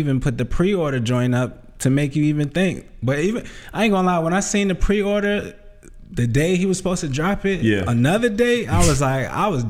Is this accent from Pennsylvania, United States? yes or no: no; New York City, New York, United States; I'm from Queens